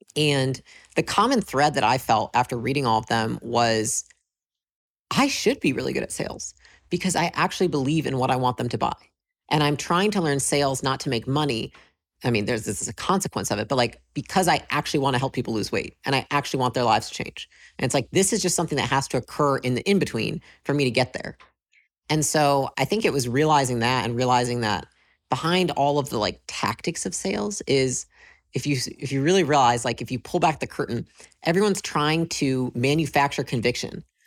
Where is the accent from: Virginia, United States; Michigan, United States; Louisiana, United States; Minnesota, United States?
Michigan, United States; moved away as an adult; I grew up in Michigan, uh, moved to California when I was about twenty